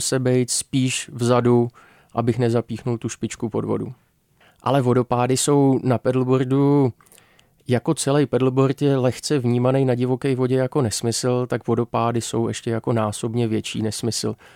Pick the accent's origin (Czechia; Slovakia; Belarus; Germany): Czechia; jako Češi